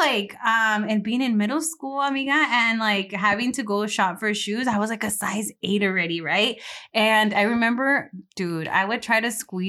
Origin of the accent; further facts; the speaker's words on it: Delano, California, United States; I'm all Delano. I mean, like, even my siblings, like, I remember growing up